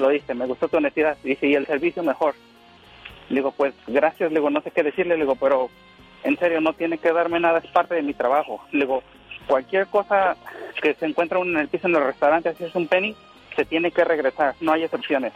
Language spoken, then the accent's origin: Spanish; State of Mexico, Mexico; now in San Bernardino, United States; Yo nací en el Estado de México